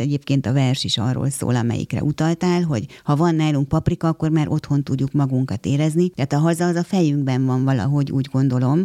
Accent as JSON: {"language": "Hungarian", "country": "Hungary", "also_born_or_lived": "Kraków", "first_language": "Hungarian", "said": "itt élek ebben az országban, magyar állampolgár vagyok, magyar az anyanyelvem"}